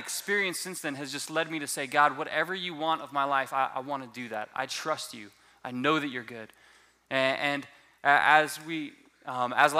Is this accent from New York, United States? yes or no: no; Southwest Florida, United States; moved away; I am originally from Southwest Florida